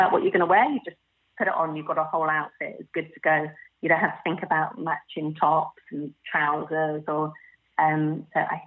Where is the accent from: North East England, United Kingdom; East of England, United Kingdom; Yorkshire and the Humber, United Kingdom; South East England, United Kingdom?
South East England, United Kingdom; Oxford; I grew up in Oxford